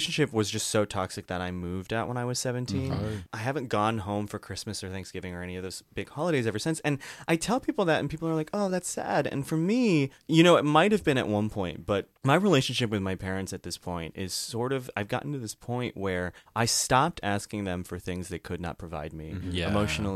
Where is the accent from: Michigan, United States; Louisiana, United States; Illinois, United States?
Illinois, United States; outside of Chicago; moved away as an adult; also born or lived in New York; now in Los Angeles, United States; I grew up outside of Chicago